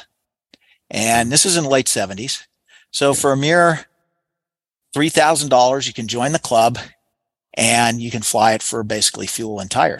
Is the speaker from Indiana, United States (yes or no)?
yes; Lafayette, Indiana, United States; where I was born in Lafayette, Indiana